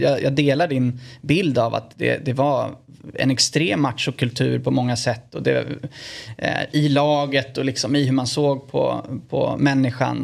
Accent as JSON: {"language": "Swedish", "town": "Örebro", "region": "Örebro County", "country": "Sweden", "also_born_or_lived": "Italy", "said": "hemma i Örebro"}